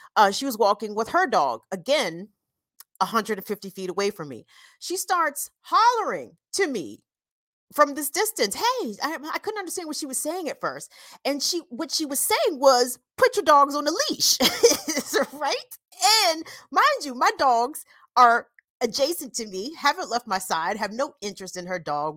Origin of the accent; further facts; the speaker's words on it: Howard County, Maryland, United States; I'm from a place called Howard County, Maryland